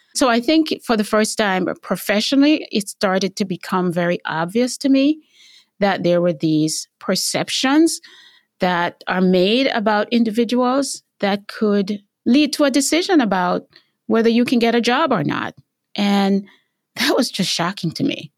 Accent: Jamaica; moved away as an adult; also born or lived in Cleveland, Tennessee; now in United States; growing up in Jamaica

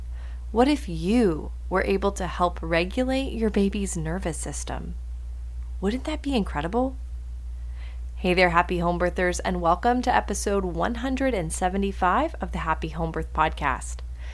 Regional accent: Greenville, South Carolina, United States; we're hosting two trainings in my hometown, Greenville, South Carolina

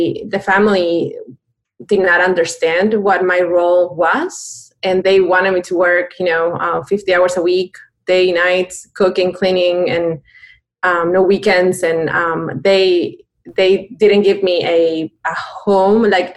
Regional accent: Buenos Aires, Argentina; moved away as an adult; also born or lived in Connecticut; now in United States; I'm born and raised in Buenos Aires, Argentina. I came to the States when I was 20

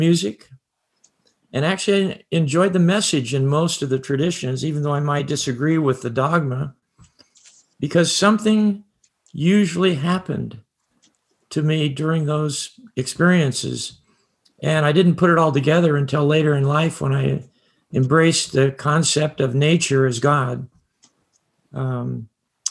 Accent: Bakersfield, California, United States; I grew up in Bakersfield, and I had no faith tradition

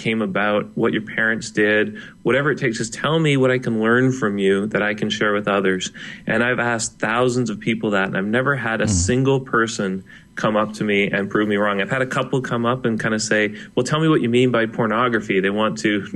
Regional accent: Canada; he is a fellow Canadian

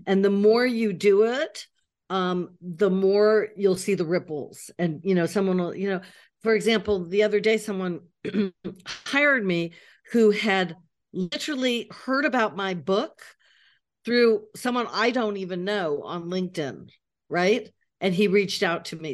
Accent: United States; moved away as an adult; now in Paris, France; I'm an American living in Paris.

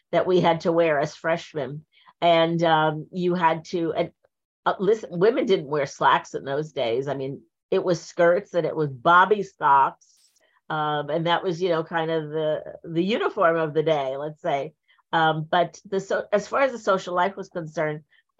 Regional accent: Point Pleasant, New Jersey, United States; also born or lived in Linden, New Jersey; I was born in Linden, so that was North Jersey. But when I was 10, 11, we moved down to the shore, and then I grew up there.

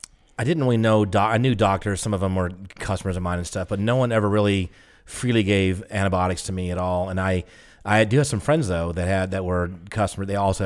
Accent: the South, United States; I'm from the South.

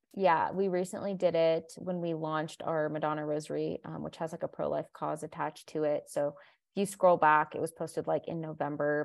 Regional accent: Colombia; moved away; I was born in Colombia, South America, my whole family is Colombian

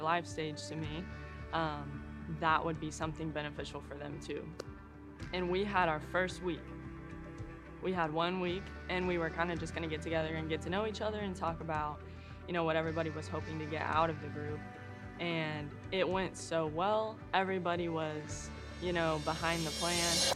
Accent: Kansas, United States; moved away as an adult; also born or lived in Auburn, Alabama; now in Pensacola, United States; I am originally from Kansas

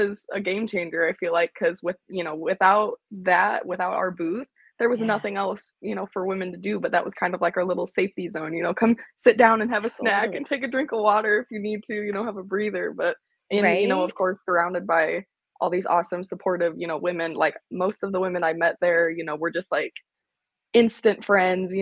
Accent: Northern Illinois, United States; moved away as an adult; also born or lived in Laramie, Wyoming; I'm originally from Northern Illinois, but I left home at 19, and I haven't really been back since.

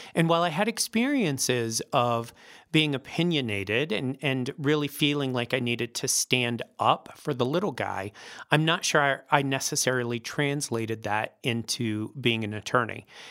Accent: Northglenn, Colorado, United States; also born or lived in Philadelphia; I actually, uh, grew up here. I'm, I think I'm the only Denver native in the entire

